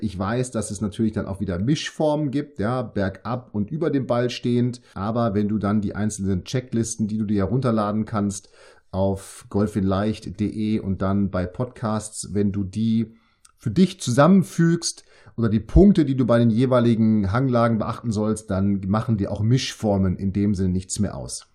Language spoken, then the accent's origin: German; Münster, North Rhine-Westphalia, Germany; now in Bremen, Germany; ich komme aus Münster, ich arbeite jetzt in Bremen